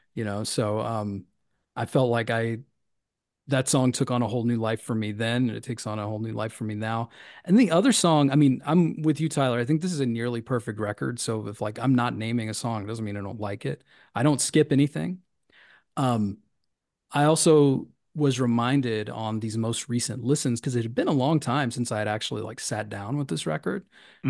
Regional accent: Tennessee, United States; Tennessee, my home state

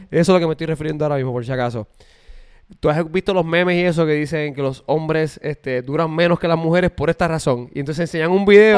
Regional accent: Puerto Rico; now in United States; yo soy de Puerto Rico

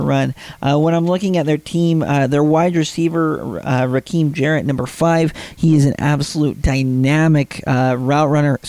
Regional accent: Utah, United States; Growing up, I grew up in Utah

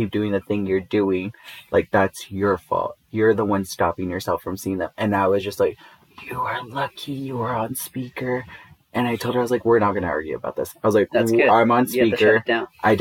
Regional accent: Inglewood, California, United States; moved away; the certain part of Inglewood where I grew up

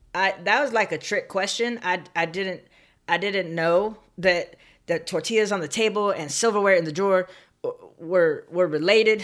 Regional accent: San Bernardino, California, United States; I grew up in Southern California in a town called San Bernardino

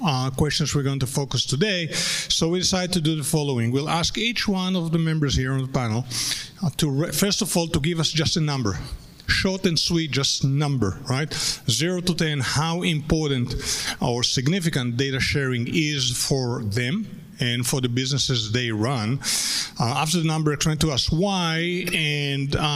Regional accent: United States; me as an American

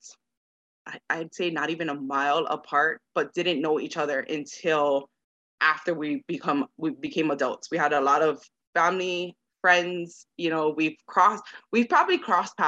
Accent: Kahaluʻu, Hawaii, United States; moved away as an adult; now in Las Vegas, United States; But growing up in Hawaii

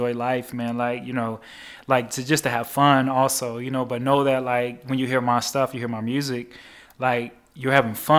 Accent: Chicago, Illinois, United States; my life growing up on the South Side of Chicago

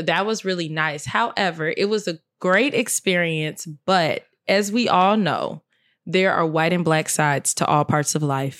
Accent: Chicago, Illinois, United States; I'm from Chicago

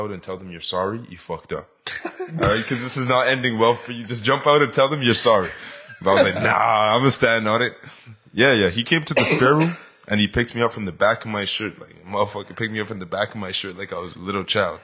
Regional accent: Jamaica; I'm Jamaican

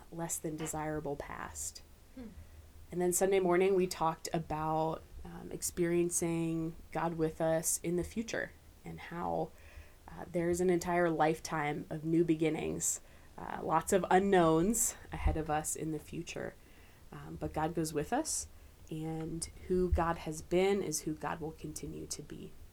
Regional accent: Camp Hill, Pennsylvania, United States; moved away as an adult; also born or lived in Lancaster, Pennsylvania / Kentucky; Grew up in Camp Hill.

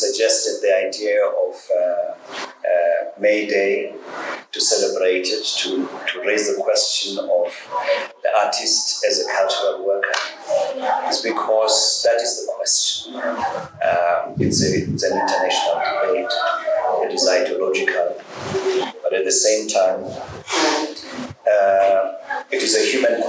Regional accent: Johannesburg, Gauteng, South Africa; I grew up in Alex

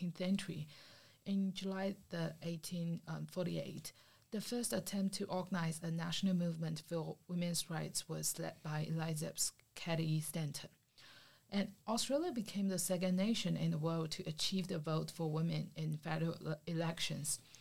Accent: China; I'm from China

